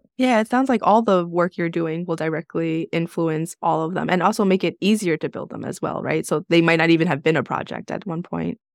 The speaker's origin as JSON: {"language": "English", "town": "New York City", "region": "New York", "country": "United States", "said": "I'm from New York City"}